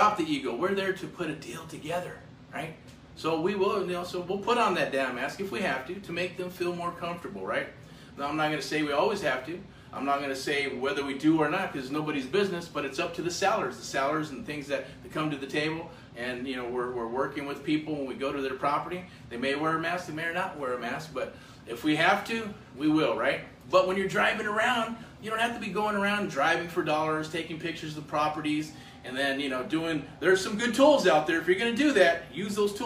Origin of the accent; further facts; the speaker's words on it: United States; As American as apple pie